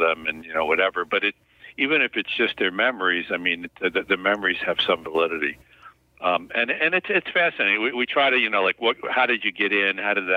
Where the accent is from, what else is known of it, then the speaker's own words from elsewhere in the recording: Newburgh, New York, United States; I grew up in Newburgh, New York.